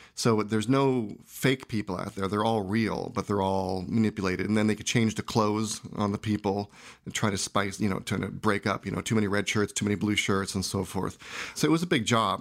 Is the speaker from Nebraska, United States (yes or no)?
no; San Jose, California, United States; I grew up in San Jose, and I made films as a kid